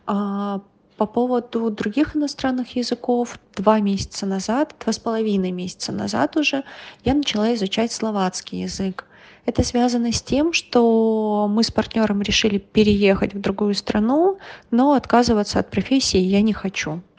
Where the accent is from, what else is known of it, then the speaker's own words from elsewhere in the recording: Russia; я из России.